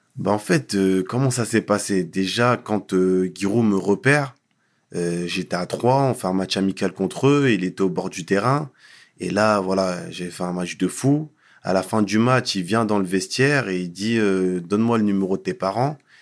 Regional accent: Paris, Île-de-France, France; also born or lived in Mont-Saint-Aignan; Mes parents sont venus euh, très rapidement dans la région parisienne et j'ai grandi dans le, dans le 19e arrondissement

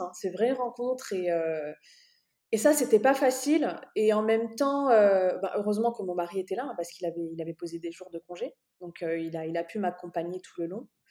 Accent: France; moved away as an adult; also born or lived in Dubai, United Arab Emirates; now in Bahrain; je suis née en France

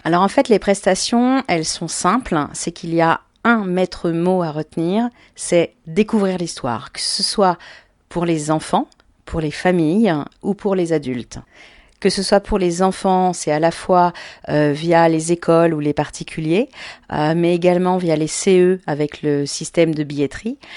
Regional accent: Paris, Île-de-France, France; je suis une vraie Parisienne de naissance, ce qui est assez rare, parce que je suis née à Paris

